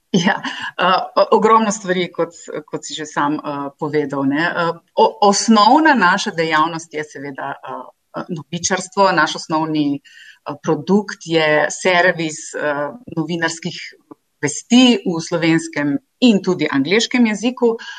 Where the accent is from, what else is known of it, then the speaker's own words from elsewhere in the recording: Nova Gorica, Goriška, Slovenia; moved away; jaz sem iz Nove Gorice doma eh, in tam sem obiskovala tudi osnovno šolo in gimnazijo